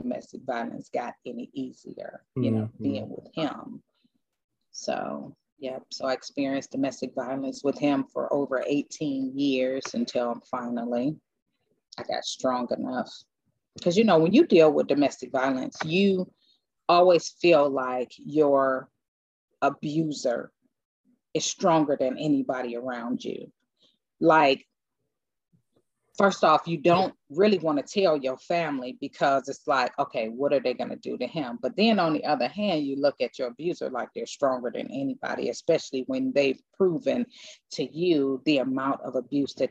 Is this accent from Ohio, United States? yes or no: yes; Cleveland, Ohio, United States; moved away; I'm originally from Cleveland, Ohio